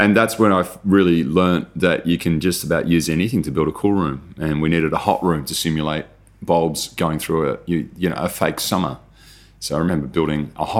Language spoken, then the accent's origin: English; Netherlands; moved away; I grew up in Holland